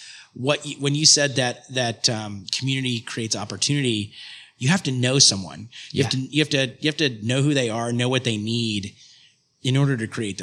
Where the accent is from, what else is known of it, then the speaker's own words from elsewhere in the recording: Nashville, Tennessee, United States; now in Charlotte, United States; I grew up in Nashville, Tennessee